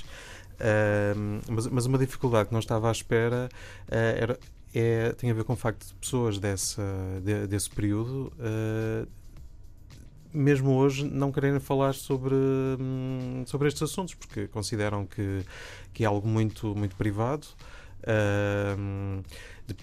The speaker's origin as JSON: {"language": "Portuguese", "town": "Braga", "region": "Norte", "country": "Portugal", "said": "eu sou, sou de Braga"}